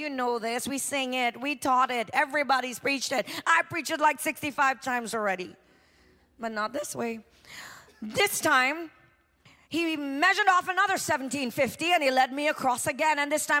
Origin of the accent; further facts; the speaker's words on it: New York, United States; I'm used to you. I'm from New York. I get it.